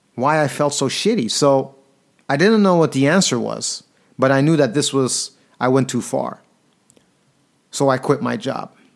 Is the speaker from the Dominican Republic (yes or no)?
no; Antwerp, Flanders, Belgium; moved away as an adult; also born or lived in London; when I moved from Belgium, Antwerp, my home city, to London